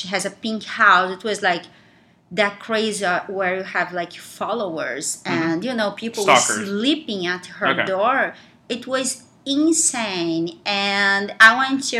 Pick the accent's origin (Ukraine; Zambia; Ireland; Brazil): Brazil; Rio de Janeiro; moved away; I'm from Rio